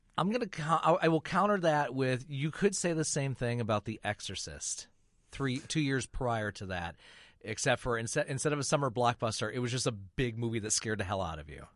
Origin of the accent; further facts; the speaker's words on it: Flint, Michigan, United States; moved away; I grew up in Flint, Michigan